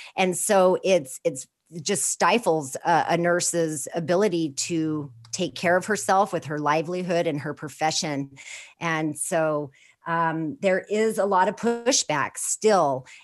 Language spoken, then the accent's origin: English; Four Corners area of New Mexico, United States; I was born and raised in the Four Corners area of New Mexico, right on the Navajo Reservation